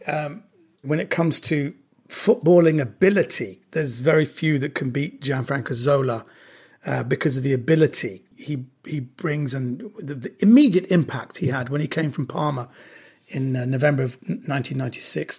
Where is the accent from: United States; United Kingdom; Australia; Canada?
United Kingdom; London; I was born and raised in Kensington, the Royal Bar of Kensington, Chelsea